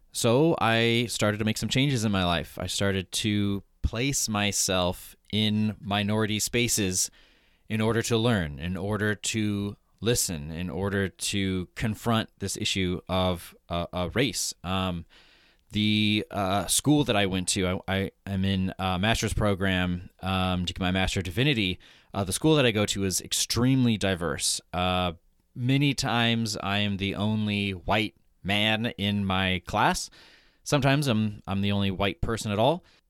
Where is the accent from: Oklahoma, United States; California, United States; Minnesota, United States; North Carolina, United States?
Oklahoma, United States; Broken Arrow; moved away as an adult; also born or lived in New York City; I grew up in Broken Arrow, Oklahoma, which is a suburb of Tulsa